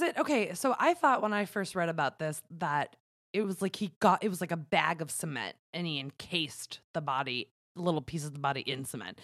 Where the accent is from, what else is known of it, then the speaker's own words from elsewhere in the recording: New York, United States; growing up in New York, which is a border state